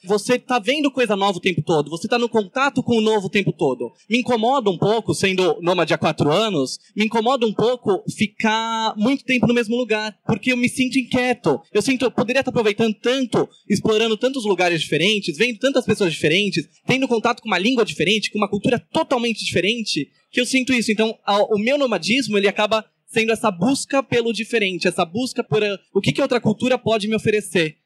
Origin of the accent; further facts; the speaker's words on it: São Paulo, Brazil; moved away; eu sou de São Paulo